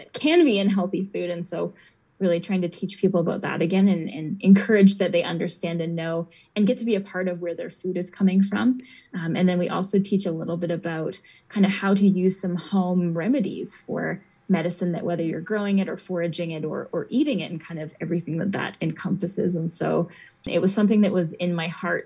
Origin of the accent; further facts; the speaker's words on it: Edmonton, Alberta, Canada; now in Calgary, Canada; I grew up in Edmonton, so we were in the city